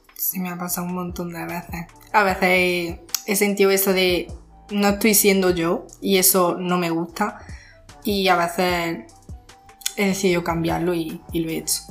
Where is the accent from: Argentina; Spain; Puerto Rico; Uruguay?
Spain; Jaén, Andalusia; Soy de Jaén y estudio en la ESO